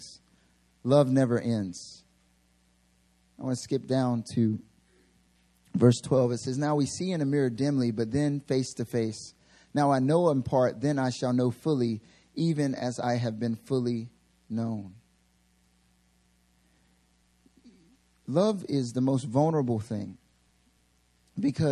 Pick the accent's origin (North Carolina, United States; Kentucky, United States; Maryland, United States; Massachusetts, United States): North Carolina, United States; near; moved away as an adult; now in Seoul, South Korea; my father was back in North Carolina, actually like really close to my hometown